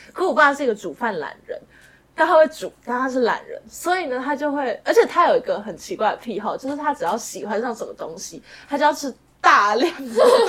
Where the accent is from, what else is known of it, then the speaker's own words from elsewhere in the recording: Taipei, Taiwan; 其实我是个台北人，嗯。然后我也在台北念书，嗯。然后我一生的生活范围就是台北